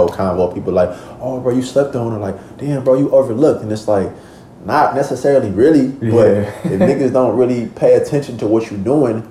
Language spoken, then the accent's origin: English; Oakland, California, United States; I come from Oakland, California. I come from an environment where it's very dangerous, where it's very cutthroat